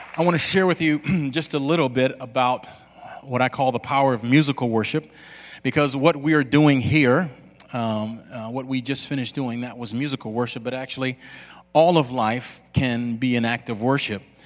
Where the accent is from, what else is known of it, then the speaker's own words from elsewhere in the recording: Lafayette, Louisiana, United States; I grew up in Lafayette, Louisiana